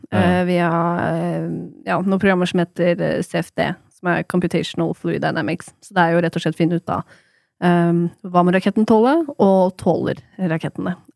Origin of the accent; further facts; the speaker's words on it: Norway; Men jeg er en nordmann, og her er det dårlig mm. tilbud.